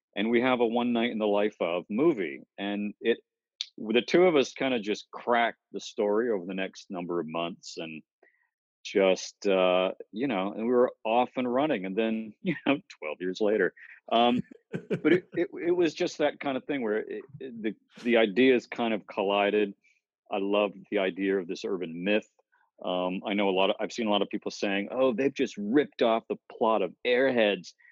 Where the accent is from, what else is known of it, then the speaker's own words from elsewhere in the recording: Cape Cod, Massachusetts, United States; we grew up on Cape Cod, Massachusetts